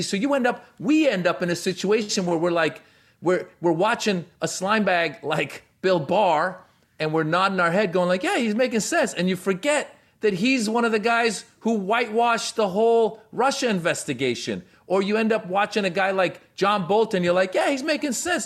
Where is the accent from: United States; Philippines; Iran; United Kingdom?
Iran; moved away; And so I was born in Iran, all right? I was in Iran before the Islamic Revolution happened